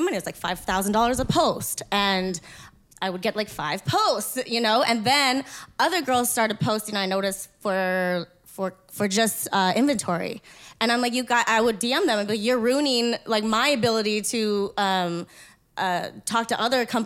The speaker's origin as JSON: {"language": "English", "town": "Winnipeg", "region": "Manitoba", "country": "Canada", "said": "I'm from Winnipeg."}